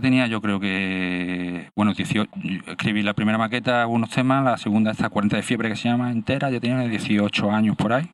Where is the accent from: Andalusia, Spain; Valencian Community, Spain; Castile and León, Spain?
Andalusia, Spain; Málaga; yo vivo en Málaga, nací en Málaga y sigo viviendo en Málaga.